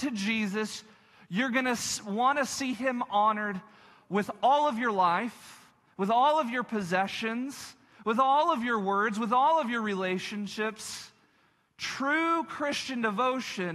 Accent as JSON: {"language": "English", "region": "Texas Panhandle", "country": "United States", "tie": "born or raised there", "said": "I grew up in the Texas Panhandle"}